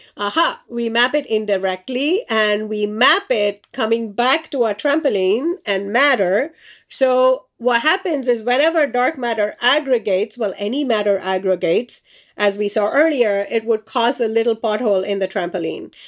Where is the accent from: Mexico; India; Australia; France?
India; moved away; I grew up in India as a child